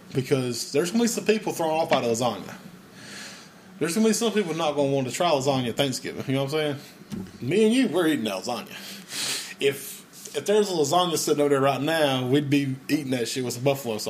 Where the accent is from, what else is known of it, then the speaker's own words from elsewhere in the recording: the South, United States; I grew up in the South. I grew up country as fuck.